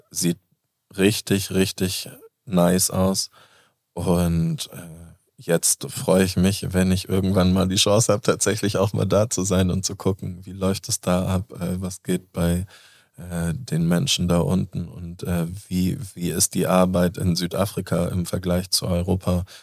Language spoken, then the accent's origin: German; Basel, Basel-Stadt, Switzerland; ich komme aus Basel.